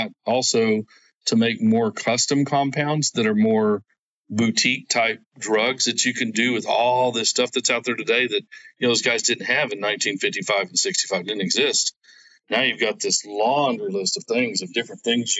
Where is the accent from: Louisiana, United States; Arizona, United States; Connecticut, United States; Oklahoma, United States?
Oklahoma, United States; I'm from Oklahoma